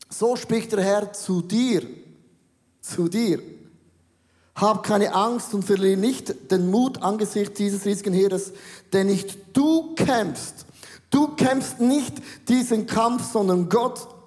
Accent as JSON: {"language": "German", "country": "Switzerland", "said": "Ich bin ein Schweizer und das macht man nicht. Das macht man nicht. Bei uns heißt, stehlen ist nicht erwünscht. In Deutschland heißt, stehlen ist verboten, bei uns ist das nicht erwünscht."}